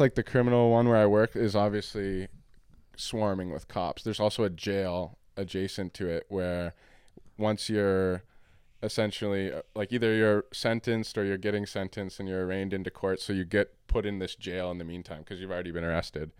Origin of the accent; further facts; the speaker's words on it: Canada; also born or lived in Windsor, Ontario; I'm Canadian. I live here in Windsor